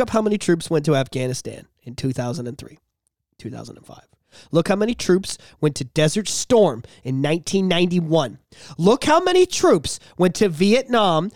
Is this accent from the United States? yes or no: no; Canada; as Canadians